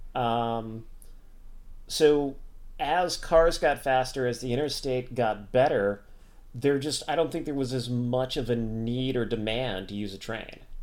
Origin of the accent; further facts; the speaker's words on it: United States; as an American